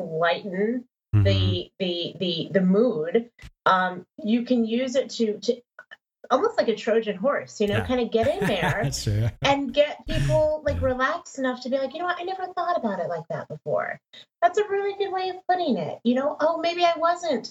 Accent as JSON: {"language": "English", "region": "Texas", "country": "United States", "tie": "born or raised there", "also_born_or_lived": "Denver, Colorado", "said": "we moved to Texas, where I was like the only Black person in my class"}